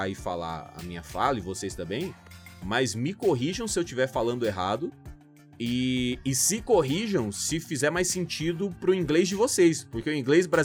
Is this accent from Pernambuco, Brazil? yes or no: no; Cuiabá, Mato Grosso, Brazil; nascido em Cuiabá, no Mato Grosso